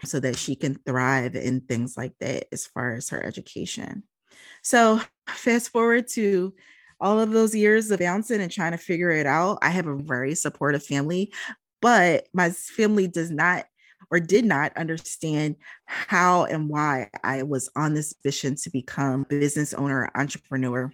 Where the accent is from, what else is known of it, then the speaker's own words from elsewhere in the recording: Philadelphia, Pennsylvania, United States; moved away; also born or lived in Minneapolis, Minnesota; I'm originally from Philadelphia. My mother got remarried, and she decided that when she got remarried, we moved out to the Midwest. I finished high school there and then immediately came back